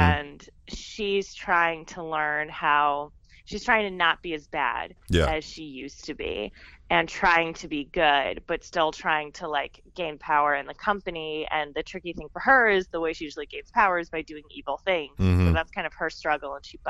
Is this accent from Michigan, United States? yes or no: no; Connecticut, United States; moved away as an adult; also born or lived in Boston; now in Los Angeles, United States; I'm from Connecticut originally.